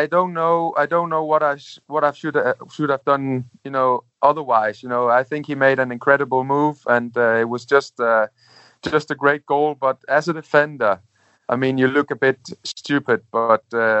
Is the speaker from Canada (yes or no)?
no; Denmark; English is a second language; moved away as an adult; also born or lived in Italy; I was just 20 years old, and I came from Denmark. I went out from school 1 year before that, and playing some football in Denmark.